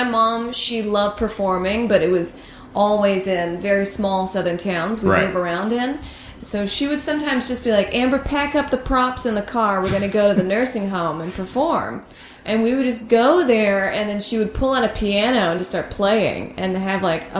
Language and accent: English; Saudi Arabia; also born or lived in Georgia, United States; Oh, I moved around a bunch. Saudi Arabia, Georgia.